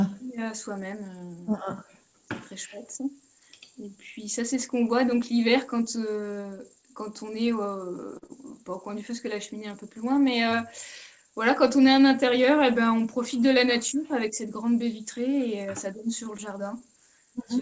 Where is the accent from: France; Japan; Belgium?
France; Charente-Maritime, Nouvelle-Aquitaine; also born or lived in Brittany; now in Paulmy, France; je suis originaire de Charente-Maritime